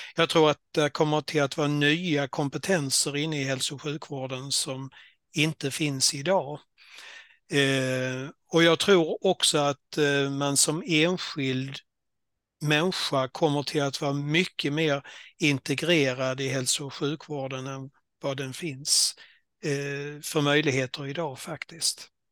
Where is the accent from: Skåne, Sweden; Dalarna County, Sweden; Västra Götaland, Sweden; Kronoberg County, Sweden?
Skåne, Sweden; accent: Scanian; moved away as an adult; also born or lived in Halland / Jönköping / Blekinge; ni hör på dialekten att jag kom från Skåne